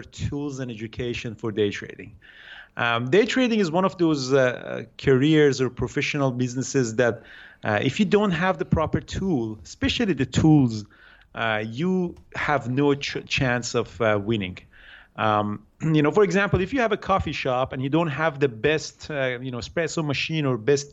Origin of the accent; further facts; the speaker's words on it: Iran; moved away as an adult; now in Vancouver, Canada; I grew up in Iran. I did my study in Iran